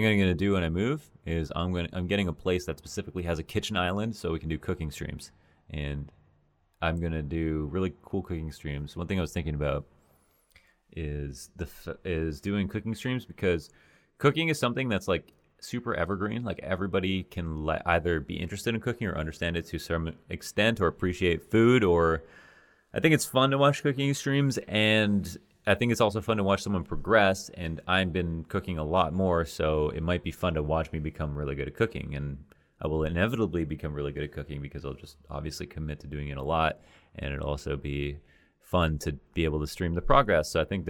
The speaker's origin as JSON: {"language": "English", "country": "Canada", "lives_now": "United States", "said": "I've gone from Toronto to the U.S., so I understand that. I'm a Canadian citizen, so that's probably a little bit easier."}